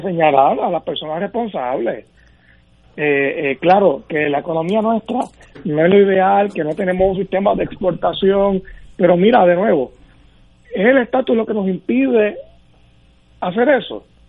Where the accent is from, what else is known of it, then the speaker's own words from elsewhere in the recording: Puerto Rico; Puerto Rico tiene una realidad y es que somos ciudadanos de los Estados Unidos